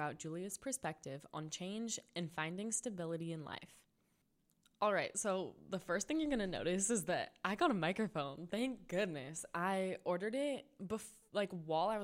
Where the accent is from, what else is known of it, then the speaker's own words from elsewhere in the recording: an hour away from Los Angeles, California, United States; moved away as an adult; now in Los Angeles, United States; I just moved to Los Angeles, which isn't that much of a change geographically. It's an hour away from my hometown